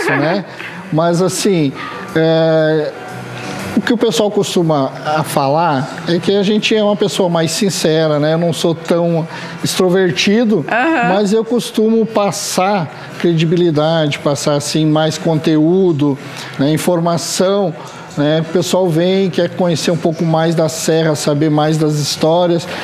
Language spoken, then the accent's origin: Portuguese; Gramado, Rio Grande do Sul, Brazil; also born or lived in Lages, Santa Catarina; eu sou natural de Lages, Santa Catarina, mas já resido em Gramado há 45 anos